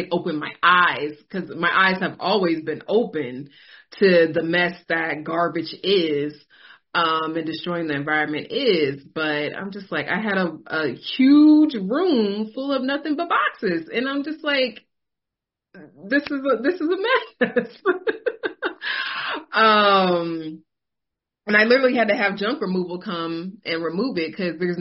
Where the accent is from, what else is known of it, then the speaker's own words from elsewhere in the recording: California, United States; moved away; I'm born and raised in California